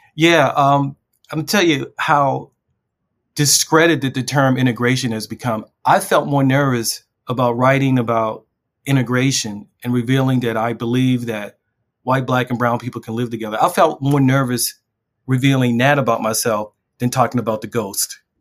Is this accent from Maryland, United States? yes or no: yes; Baltimore, Maryland, United States; I grew up in a, a very infamous neighborhood in West Baltimore